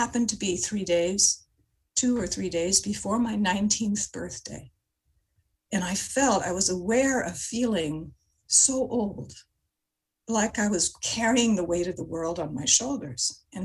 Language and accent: English; Montreal, Quebec, Canada; I grew up in Montreal